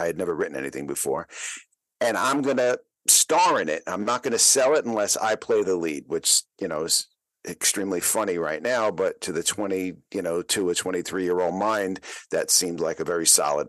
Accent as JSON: {"language": "English", "town": "New York City", "region": "New York", "country": "United States", "tie": "born or raised there", "said": "I grew up in the Bronx in the 1960s and 70s"}